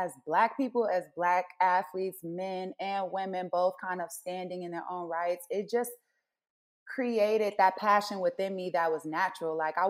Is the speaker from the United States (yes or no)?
yes; Chicago, Illinois, United States; If I would have told my little self back when I was going to high school or elementary school in Chicago that I could go and be some bobsled, that just blows my mind